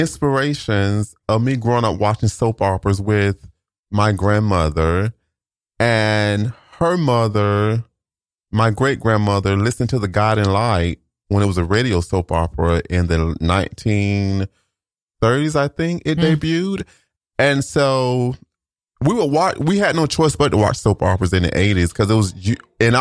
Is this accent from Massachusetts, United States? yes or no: no; Florida, United States; accent: Southern; moved away as an adult; a Southern dialect that was similar to how we speak in my Florida hometown.